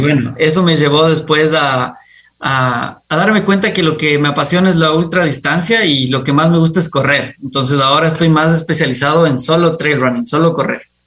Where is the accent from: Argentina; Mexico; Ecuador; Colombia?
Ecuador; Quito, Pichincha; yo nací en Quito. me encanta el Ecuador, me encanta, me encantó crecer rodeado de montañas